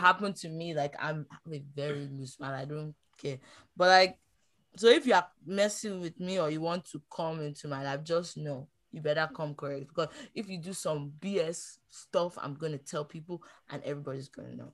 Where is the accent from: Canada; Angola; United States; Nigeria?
Nigeria; moved away; I'm from Nigeria